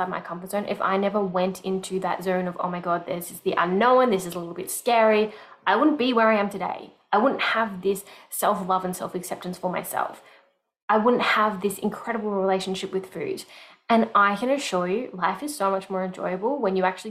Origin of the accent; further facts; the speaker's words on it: Melbourne, Victoria, Australia; moved away as an adult; moving out of my hometown, Melbourne